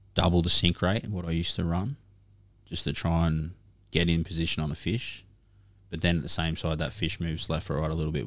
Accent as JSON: {"language": "English", "area": "Cohuna", "region": "Victoria", "country": "Australia", "tie": "born or raised there", "said": "as a kid growing up in Korowa"}